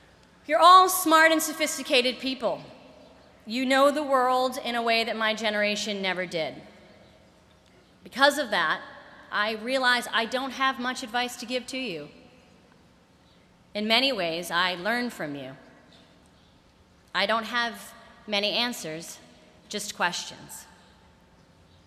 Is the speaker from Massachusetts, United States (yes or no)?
yes; Boston, Massachusetts, United States; now in New York, United States; as a Bostonian